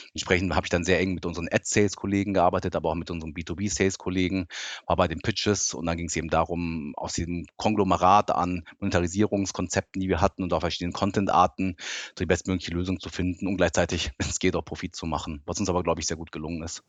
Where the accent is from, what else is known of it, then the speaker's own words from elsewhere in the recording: suburb of Frankfurt, Hesse, Germany; German is a second language; also born or lived in Tokyo, Japan; als ich acht war, wollte mein Papa dann doch wieder zurück nach Deutschland und dann sind wir aus wirklich mitten Tokio, sind wir dann in den Vorort von Frankfurt gezogen, also richtig hessische Provinz und ja, und habe da dann Deutsch gelernt